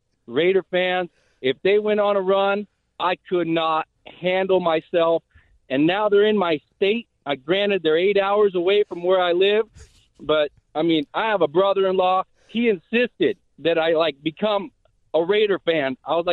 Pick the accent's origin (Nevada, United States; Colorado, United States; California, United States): Nevada, United States; Reno; born and raised in Reno.